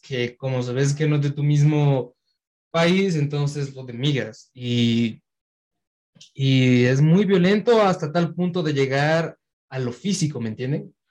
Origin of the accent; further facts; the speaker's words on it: Quito, Pichincha, Ecuador; nací aquí en Quito